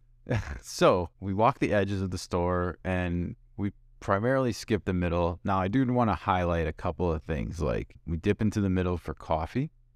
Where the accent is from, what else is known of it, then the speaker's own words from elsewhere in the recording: Midwest, United States; now in West Coast, United States; we come from the Midwest and we live on the West Coast